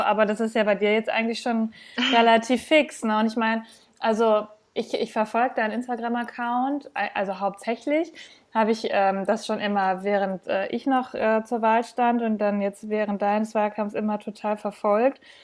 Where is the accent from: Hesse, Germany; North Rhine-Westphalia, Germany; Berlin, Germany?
North Rhine-Westphalia, Germany; Bielefeld; ich komme ja aus NRW, aus Bielefeld